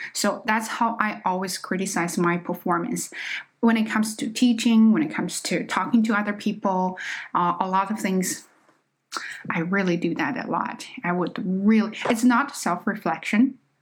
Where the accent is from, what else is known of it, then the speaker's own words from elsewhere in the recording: China; accent: Chinese accent; English is a second language; moved away; I am just not a native speaker. Okay, I am Chinese.